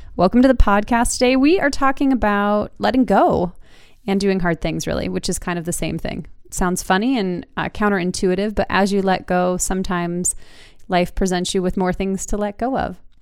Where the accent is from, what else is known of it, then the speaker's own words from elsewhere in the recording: Utah, United States; moved away as an adult; also born or lived in Seattle; now in Wisconsin, United States; growing up in Utah